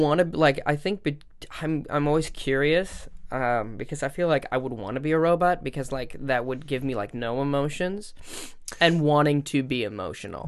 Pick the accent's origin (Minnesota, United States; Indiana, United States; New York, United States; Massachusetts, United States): Minnesota, United States; growing up in the Midwest